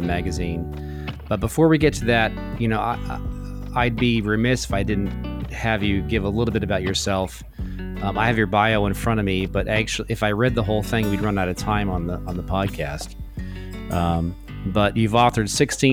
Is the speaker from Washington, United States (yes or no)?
yes; Seattle, Washington, United States; I grew up in Seattle, went to elementary school there and used to watch JP Patches on Cairo TV back in the day